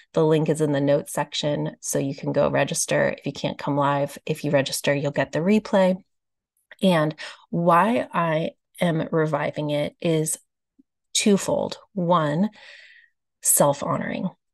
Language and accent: English; Austin, Texas, United States; Austin, Texas, my hometown